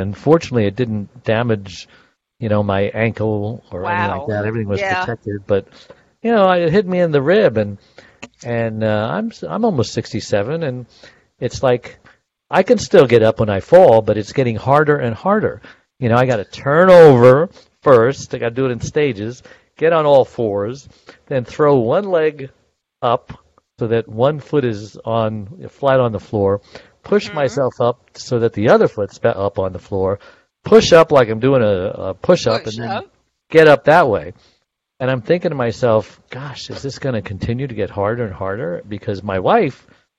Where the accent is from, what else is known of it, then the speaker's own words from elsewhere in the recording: New York City, New York, United States; accent: New York; I was born in Brooklyn. I could talk like that legally.